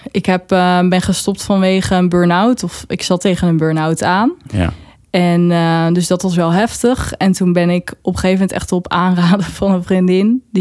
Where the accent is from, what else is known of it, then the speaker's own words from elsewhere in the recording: Friesland, Netherlands; now in Zwolle, Netherlands; Ik woon in zolle omdat ik hier journalistiek kwam studeren. Dat heb ik niet afgemaakt. Ehm, en ik kom oorspronkelijk kom ik uit Friesland.